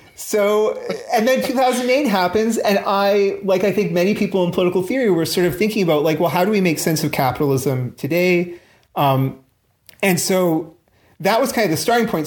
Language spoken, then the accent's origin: English; Canada; now in London, United Kingdom; I'm actually Canadian